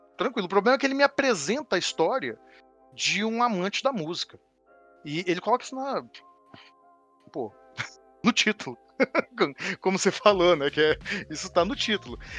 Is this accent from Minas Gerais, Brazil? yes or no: yes; Minas Gerais, Brazil; Uai, para me entregar aqui como mineiro. Uai.